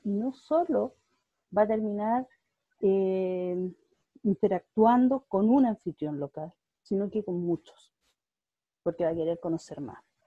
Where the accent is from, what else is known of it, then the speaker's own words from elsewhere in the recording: Puerto Varas, Los Lagos, Chile; moved away as an adult; also born or lived in Santiago, Chile; crecí en el sur, crecí en Puerto Varas